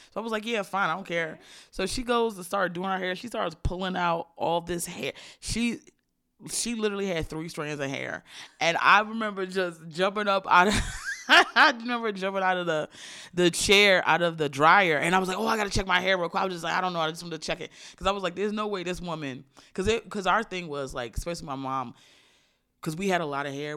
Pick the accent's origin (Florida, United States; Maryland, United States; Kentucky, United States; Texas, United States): Maryland, United States; I grew up relatively conservatively in Maryland